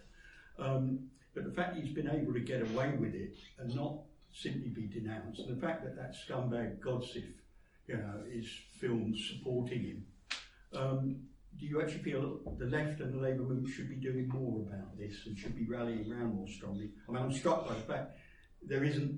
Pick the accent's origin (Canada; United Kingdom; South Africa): United Kingdom; Birmingham, West Midlands; I come from Birmingham, I live in Birmingham.